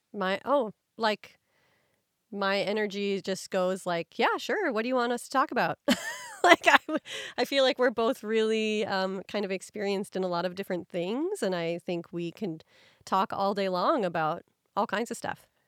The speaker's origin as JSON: {"language": "English", "region": "Midwest", "country": "United States", "tie": "born or raised there", "said": "I grew up in the Midwest"}